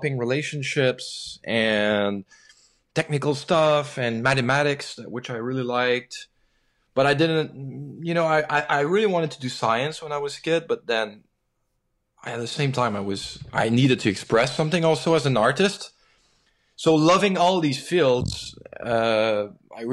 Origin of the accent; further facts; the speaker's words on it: Quebec, Canada; when you grew up in Quebec, you definitely grow up knowing that you have a special identity.